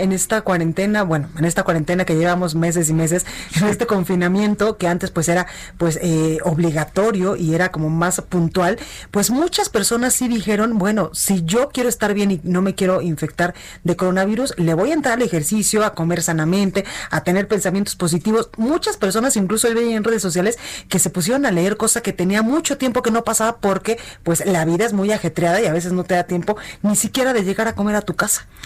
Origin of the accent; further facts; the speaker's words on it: Mexico; los mexicanos somos